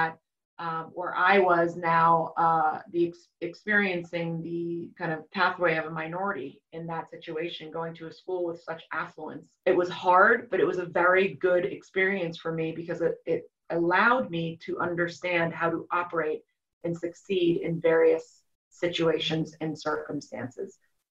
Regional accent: Cambridge, Massachusetts, United States; I grew up in Cambridge, Massachusetts

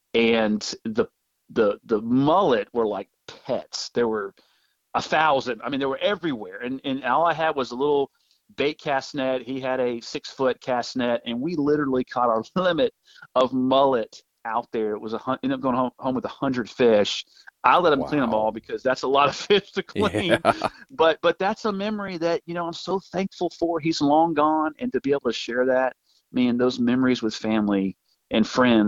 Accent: Birmingham, Alabama, United States; born there; also born or lived in Topeka, Kansas / Denver, Colorado / Manchester, New Hampshire / the Panhandle; I lived all over the place from Topeka, Kansas. I was born in Birmingham, Alabama, Denver, Colorado, Manchester, New Hampshire. And then we found ourselves moving back to the Panhandle for my middle school and high school years.

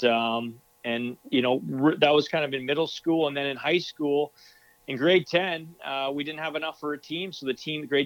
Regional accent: Duncan, British Columbia, Canada; moved away as an adult; also born or lived in France / Italy; I'm born and raised on Vancouver Island

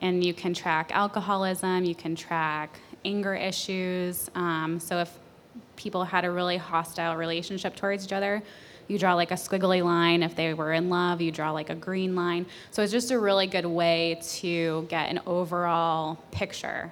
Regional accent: New Hampshire, United States; moved away; also born or lived in Colorado; I'm from New Hampshire. I got my master's in Colorado. I just moved here

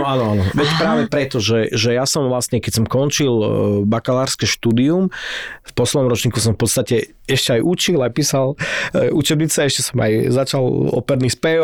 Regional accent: Prešov, Prešov Region, Slovakia; moved away as an adult; also born or lived in Iceland / London; v tom Prešove, ne, v mojom rodnom meste

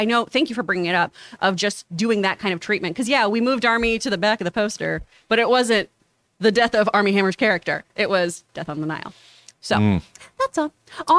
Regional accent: Houston, Texas, United States; I grew up in Houston. I worked for NASA's Space Center Houston.

